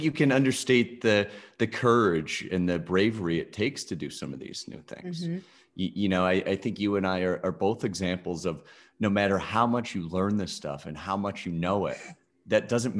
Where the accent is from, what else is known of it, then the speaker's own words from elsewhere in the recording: Skaneateles, New York, United States; Outside Syracuse, a town called Skinny Atlas.